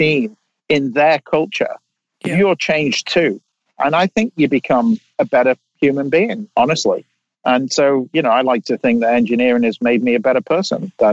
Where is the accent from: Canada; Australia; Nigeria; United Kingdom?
United Kingdom; England; now in California, United States; I live in California, but I, you know, I'm English and I've worked all over the world.